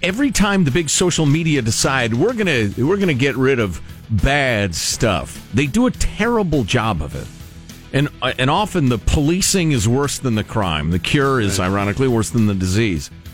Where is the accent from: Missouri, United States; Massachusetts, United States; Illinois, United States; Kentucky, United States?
Illinois, United States; Chicago; I grew up in Chicago and went to the Brookfield Zoo